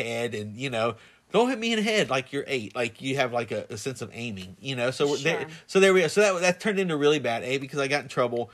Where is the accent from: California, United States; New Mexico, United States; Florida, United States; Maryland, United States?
Florida, United States; Plant City; I grew up in Plant City